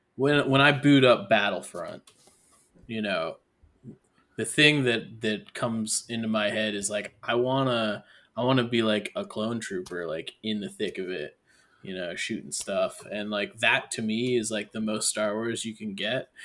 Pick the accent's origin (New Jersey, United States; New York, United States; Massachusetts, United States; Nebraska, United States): New York, United States; Syracuse; I'm from Syracuse